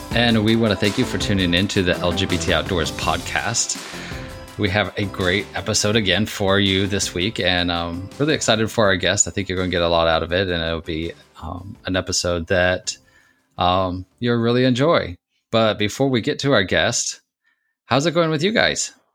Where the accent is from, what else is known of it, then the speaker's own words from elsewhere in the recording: Missouri, United States; moved away; I grew up in Missouri